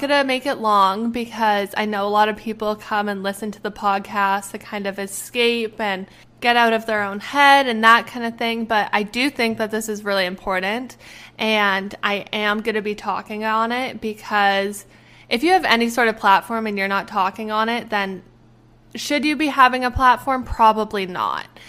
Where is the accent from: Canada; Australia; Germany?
Canada; moved away; I am Canadian. I am Canadian. We have universal health care. I can go home